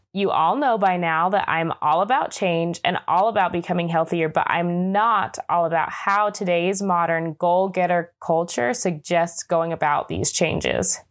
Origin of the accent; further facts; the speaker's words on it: Utah, United States; Growing up in Utah, I often felt a little bit disconnected from my Hispanic culture